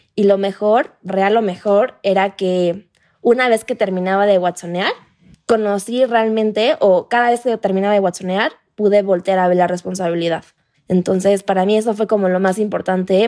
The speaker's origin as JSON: {"language": "Spanish", "town": "Playa del Carmen", "region": "Quintana Roo", "country": "Mexico", "moved": "yes", "lives_now": "Mexico City, Mexico", "said": "yo soy de Playa del Carmen, entonces yo hoy vivo en Ciudad de México"}